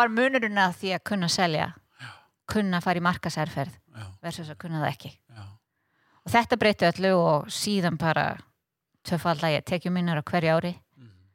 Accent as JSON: {"language": "Icelandic", "country": "Iceland", "said": "að vera frá Íslandi"}